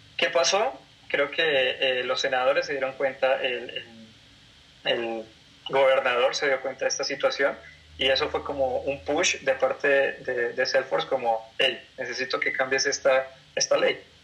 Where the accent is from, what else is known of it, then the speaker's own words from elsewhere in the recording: Colombia; moved away as an adult; now in Mexico; yo soy colombiano, eh, radico aquí en México hace más o menos dos años y medio